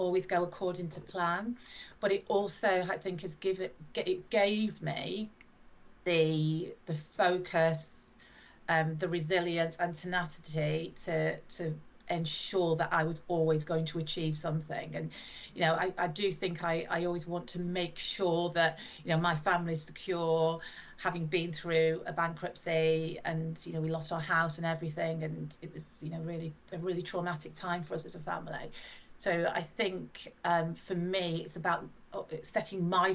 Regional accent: Blackpool, North West England, United Kingdom; my hometown is Blackpool

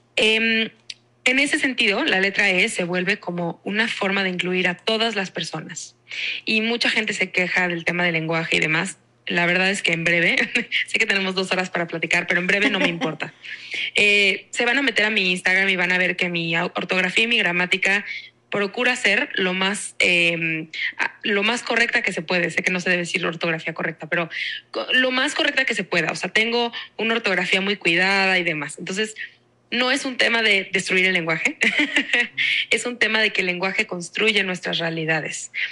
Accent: Mexico

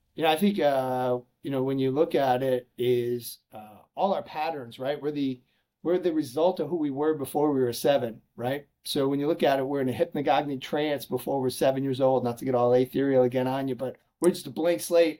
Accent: Chicago, Illinois, United States; I'm from Chicago, so I went to a small school north of Chicago called uh, Lake Forest College

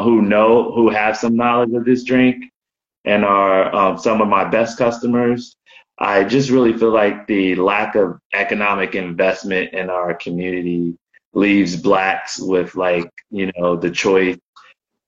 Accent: United States; also born or lived in Oakland / Florida / Baltimore; My background is I'm Black American

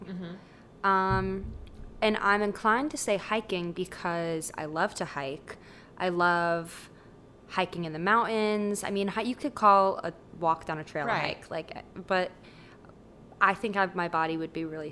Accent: Midwest, United States; now in North Carolina, United States; I grew up in the Midwest

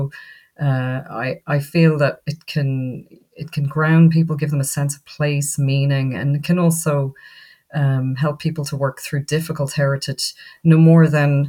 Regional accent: Ireland; I was born in Ireland, brought up in Ireland

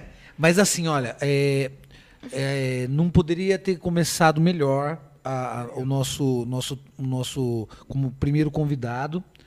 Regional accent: Sorocaba, São Paulo, Brazil; a parte da minha adolescência, eu fiquei muito na Vila Carvalho

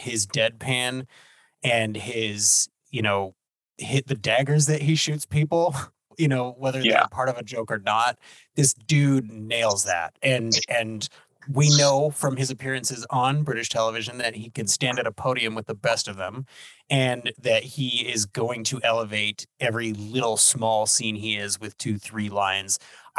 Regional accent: United States; I'm American, in case you couldn't tell

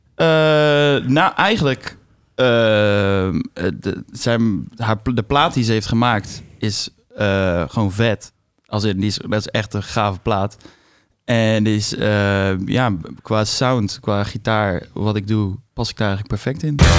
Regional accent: Bergen op Zoom, North Brabant, Netherlands; ik ben muzikant, geboren en getogen in Berg op Zoom

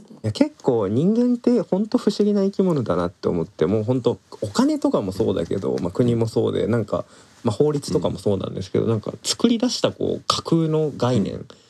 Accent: Japan; 自分の生まれ育ったこの例えば日本っていう国土

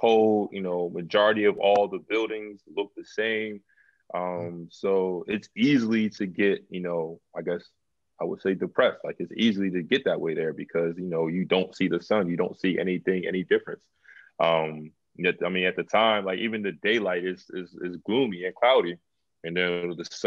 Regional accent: United States; for all of us, you know, as Americans

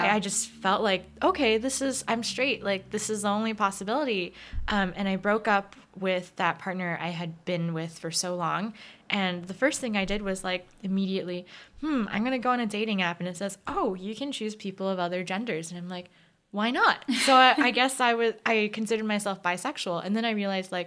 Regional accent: United States; I'm Korean American

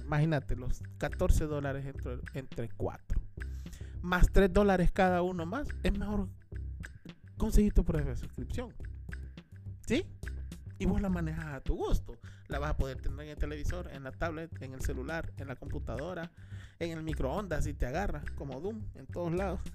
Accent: Tegucigalpa, Francisco Morazán, Honduras; nosotros somos de Tegucigalpa

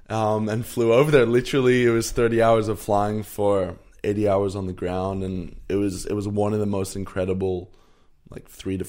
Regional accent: Canada; I'm 21. I grew up in Canada, and my mum is South African and my dad's Danish

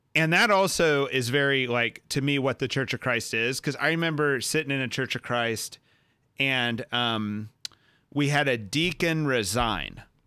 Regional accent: Texas, United States; born or raised there

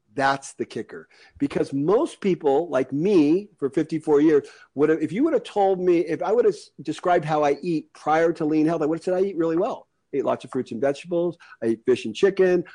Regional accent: United States; I'm an American. I'm very lucky to be an American.

